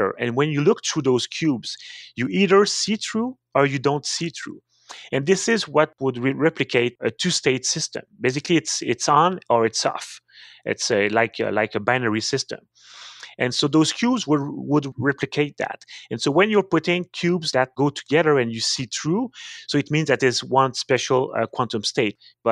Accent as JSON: {"language": "English", "town": "Montreal", "region": "Quebec", "country": "Canada", "tie": "born or raised there", "also_born_or_lived": "Cambridge, Massachusetts, United States", "accent": "French Canadian", "second_language": "English", "lives_now": "Quebec City, Canada", "said": "I'm a French Canadian. I grew up in Montreal"}